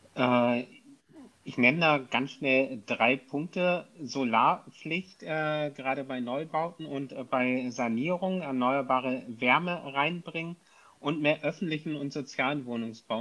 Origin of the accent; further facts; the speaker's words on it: Kiel, Schleswig-Holstein, Germany; ich komme aus Kiel